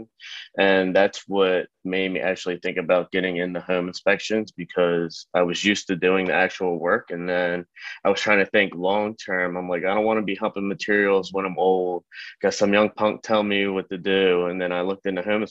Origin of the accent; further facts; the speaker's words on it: Glen Burnie, Maryland, United States; also born or lived in Baltimore, Maryland / Baltimore County, Maryland; I grew up in Anne Arundel County, went to Glen Burnie High School, and now I'm living in Baltimore County.